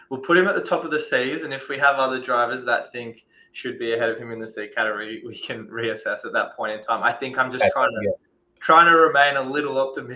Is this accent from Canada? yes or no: no; Australia; as an Australian